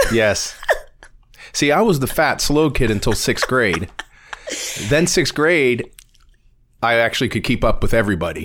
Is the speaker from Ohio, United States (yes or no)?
yes; Warren, Ohio, United States; born or raised there